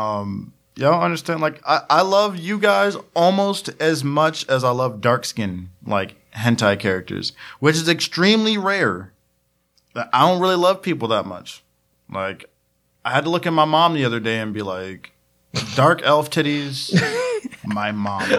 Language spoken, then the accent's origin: English; United States; accent: Ebonics (African American English); first language Ebonics; that is my native tongue, ebonics